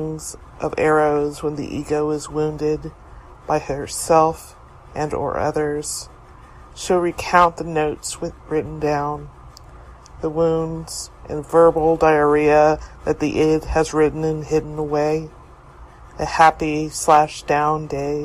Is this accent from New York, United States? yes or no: yes; New York City, New York, United States; I'm from New York City.